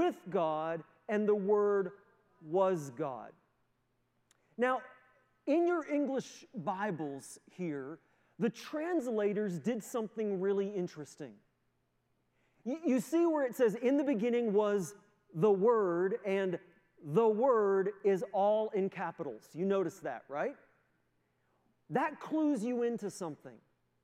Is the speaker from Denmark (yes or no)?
no; the Maritimes, Canada; moved away as an adult; also born or lived in United States; now in Moncton, Canada; my family, although we're all from the Maritimes